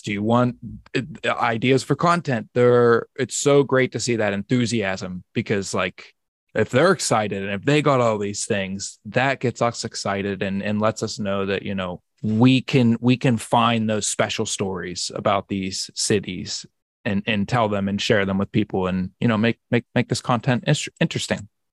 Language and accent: English; Pittsburgh, Pennsylvania, United States; Pittsburgh, my hometown